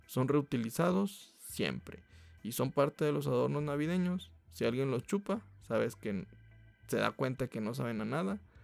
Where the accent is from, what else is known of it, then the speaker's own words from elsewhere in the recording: Mexico; como buen mexicano